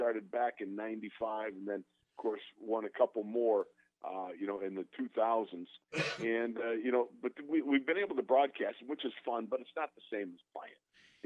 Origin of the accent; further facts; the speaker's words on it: Orchard Park, New York, United States; Orchard Park, New York, where the Bills are